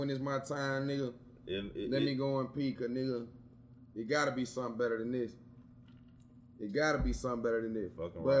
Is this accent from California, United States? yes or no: no; Alabama, United States; also born or lived in Ohio; I was born in Ohio. Yeah. So, you know what I'm saying? Raised in Alabama